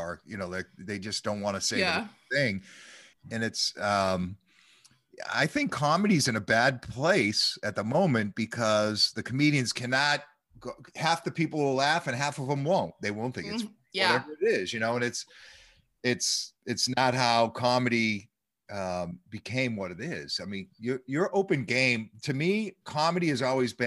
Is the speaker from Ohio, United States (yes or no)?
no; Boston, Massachusetts, United States; now in Nashville, United States; I'm from Massachusetts, as you know, from Boston